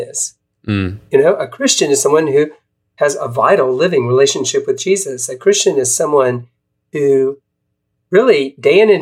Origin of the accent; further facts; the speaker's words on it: South Carolina, United States; now in Portland, United States; I live in Portland, Oregon for the last 11 years, but I'm actually a Southerner. I grew up in South Carolina